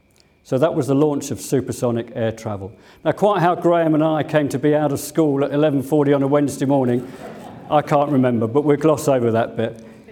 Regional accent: Sunbury, South East England, United Kingdom; also born or lived in Hampton; I grew up locally. I was born in Sunbury. I went to school in Hampton Grammar as it was then.

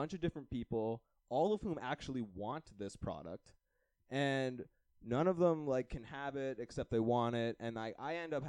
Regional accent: Canada; no, I'm a Canadian tourist and just trying to get a little bud for me and my brothers.

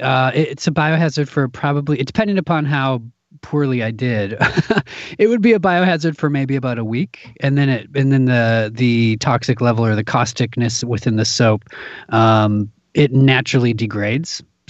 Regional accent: Midwest, United States; now in Minneapolis, United States; I come from the Midwest. I live in Minneapolis, Minnesota, and there's a ton of theater here.

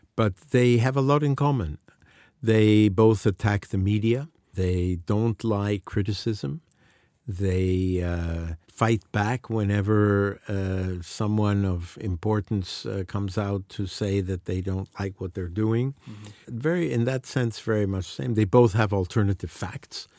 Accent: Mexico

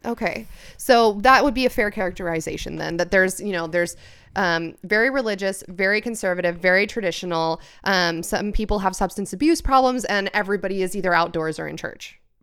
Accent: California, United States; I was born here

